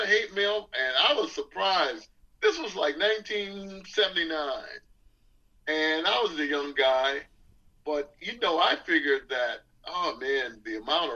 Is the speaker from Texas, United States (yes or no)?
no; Detroit, Michigan, United States; moved away; I'm from Detroit